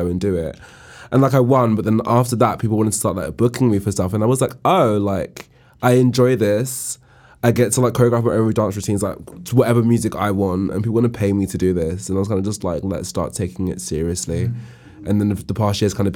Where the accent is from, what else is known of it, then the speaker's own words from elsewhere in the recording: London, United Kingdom; I'm from London